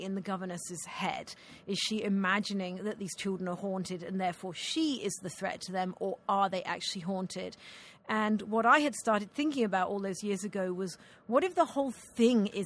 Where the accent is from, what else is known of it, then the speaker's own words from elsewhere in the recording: United Kingdom; accent: Scottish; moved away; I'm a Brit